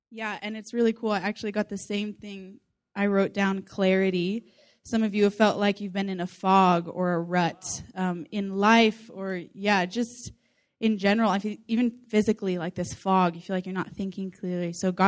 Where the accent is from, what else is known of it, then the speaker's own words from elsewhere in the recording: Whidbey Island, Washington, United States; I'm from Washington State, West Side, so Whidbey Island.